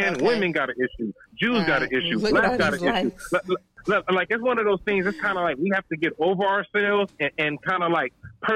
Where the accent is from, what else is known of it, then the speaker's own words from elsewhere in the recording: Compton, California, United States; I grew up in Compton, went to a Catholic school